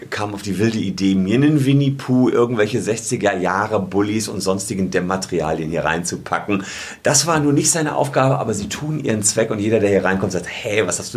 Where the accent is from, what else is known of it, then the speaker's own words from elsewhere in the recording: Gevelsberg, North Rhine-Westphalia, Germany; seit ich 15 bin, habe ich angefangen für die Lokalzeitung in meinem Heimatdorf Gefelsberg zu schreiben.